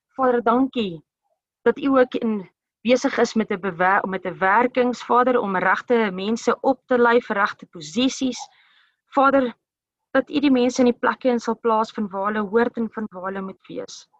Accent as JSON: {"language": "Afrikaans", "country": "South Africa", "said": "elkeen van ons as as Suid-Afrikaners"}